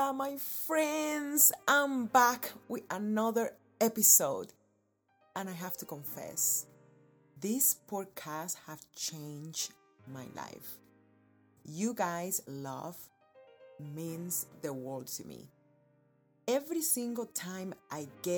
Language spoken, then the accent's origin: English; Cuba; born or raised there; now in United States